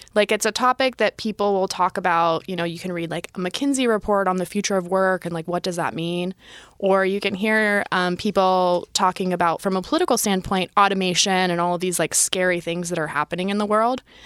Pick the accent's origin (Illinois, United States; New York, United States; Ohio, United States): Ohio, United States; Youngstown; moved away as an adult; also born or lived in Sydney, Australia; I grew up in Northeast Ohio, Youngstown, middle of nowhere